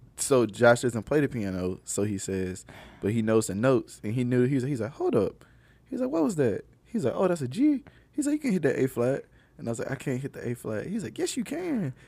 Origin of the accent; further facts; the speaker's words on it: Alabama, United States; I'm from Alabama